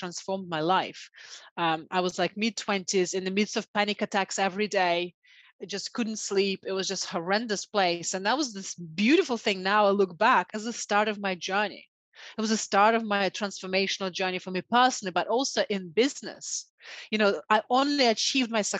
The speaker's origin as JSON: {"language": "English", "region": "Siberia", "country": "Russia", "tie": "born or raised there", "moved": "yes", "said": "I was brought up in the Siberian part of Russia during communism time"}